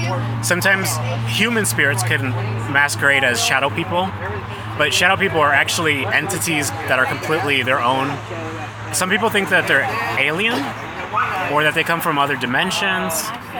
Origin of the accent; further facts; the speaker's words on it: Florence, Kentucky, United States; No, I'm from Florence, Kentucky